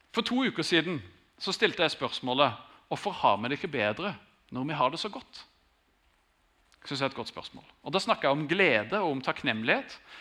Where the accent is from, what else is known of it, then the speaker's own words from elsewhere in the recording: Grimstad, Agder, Norway; Jeg har vokst opp i Grimstad, vært der hele tiden